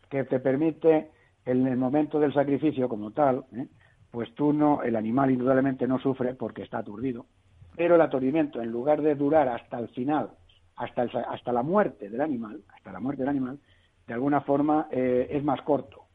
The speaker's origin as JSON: {"language": "Spanish", "area": "Toledo", "region": "Castilla-La Mancha", "country": "Spain", "also_born_or_lived": "Madrid", "said": "como yo soy de Toledo, yo soy más bien del vino castellano manchego"}